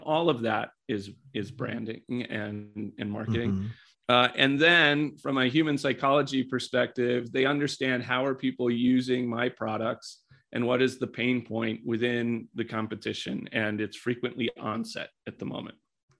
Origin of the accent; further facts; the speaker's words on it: Colorado, United States; So if we take some consumer brand type things in my home state of Colorado